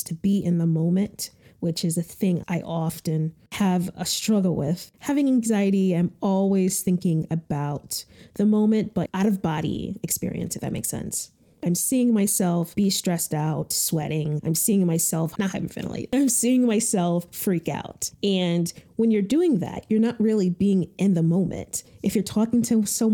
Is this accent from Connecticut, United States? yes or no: yes; Connecticut, United States; moved away as an adult; also born or lived in New York City; I'm originally from Connecticut, and after Connecticut, I went to New York City for college